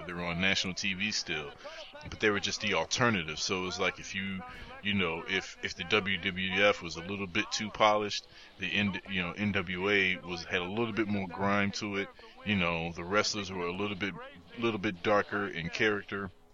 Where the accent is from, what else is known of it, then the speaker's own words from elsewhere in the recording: Midwest, United States; I was a kid from the Midwest. I'm coming out